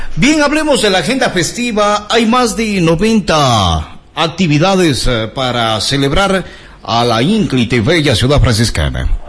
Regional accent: Azogues, Cañar, Ecuador; de dónde somos, pues decíamos de Azogues

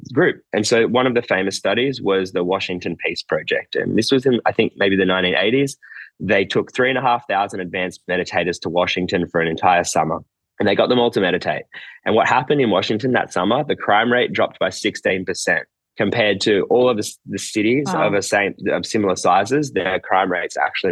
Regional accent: Nowra, New South Wales, Australia; moved away as an adult; also born or lived in New York; I'm from a small town in the south coast of New South Wales, Australia, where I am right now, actually.

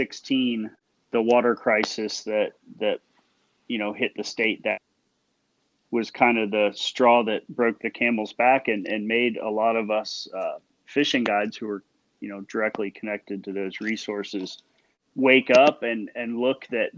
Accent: Fort Myers, Florida, United States; Daniel and I, who are the two founders, both live, born and raised in Fort Myers in Southwest Florida

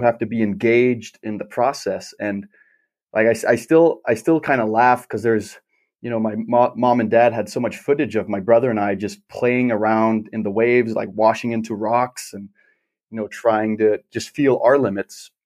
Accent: Klitmøller, North Denmark Region, Denmark; growing up in Denmark

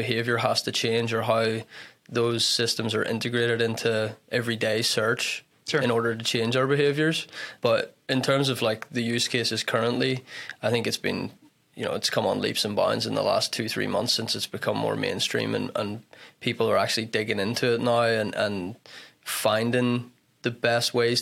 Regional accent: Belfast, Northern Ireland, United Kingdom; moved away as an adult; also born or lived in Duluth, Minnesota; now in Minnesota, United States; I'm originally from Ireland, from Belfast, but moved over here for college in 2012

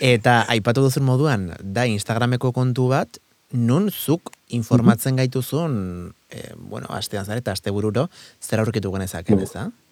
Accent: San Sebastián, Basque Country, Spain; ni hor jaiotako naizelako

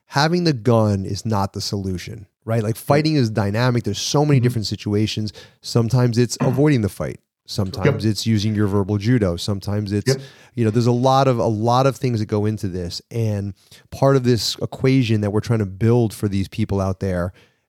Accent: New York, United States; accent: New York; my New York accent

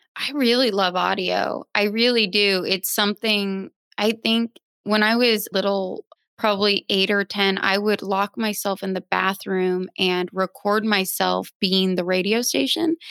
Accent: Phoenix, Arizona, United States; also born or lived in Nebraska; now in Brooklyn, United States; I am originally from Nebraska, raised in Phoenix, now a Brooklyn dweller

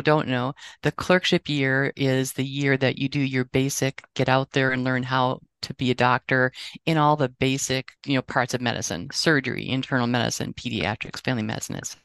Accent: Wausau, Wisconsin, United States; I never thought I'd have the opportunity to teach, in medical school and not have to leave my hometown

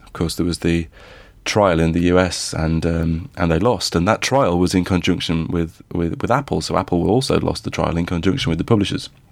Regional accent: Midlands, United Kingdom; I grew up in the Midlands.

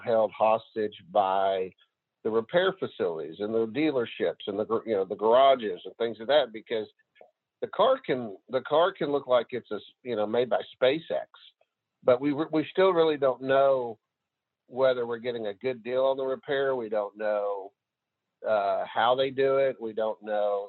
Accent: near Marshall, Northeast Texas, United States; Northeast Texas area, a little town outside of Marshall, doesn't have a stoplight.

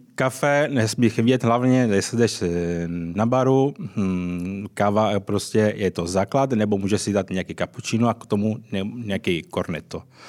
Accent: Sicily, Italy; Czech is a second language; now in Prague, Czech Republic; Já jsem samozřejmě ze Sicílie

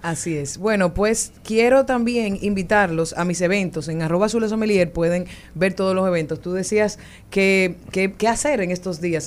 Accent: San Cristóbal, Dominican Republic; Yo soy, de San Cristóbal

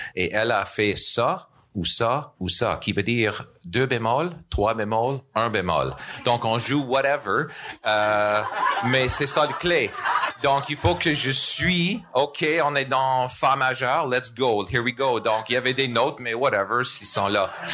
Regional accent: Nova Scotia, Canada; French is a second language; moved away as an adult; now in Montreal, Canada; je suis d'originaire de Nouvelle-Écosse

